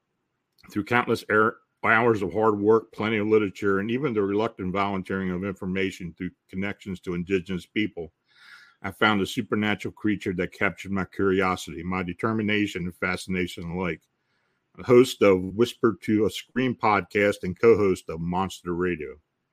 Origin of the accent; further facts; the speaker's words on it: New England, United States; Growing up in New England was the perfect breeding ground for such a fascination.